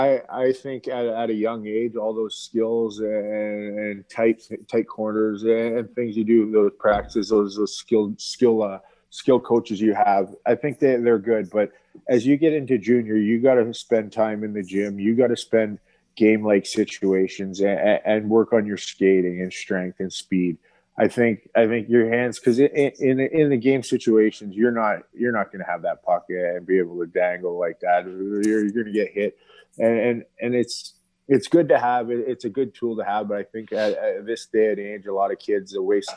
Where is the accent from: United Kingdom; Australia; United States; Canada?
Canada; London, Ontario; He's from my hometown, so I was already in contact with him. He's got a lot of kids out of London, Ontario.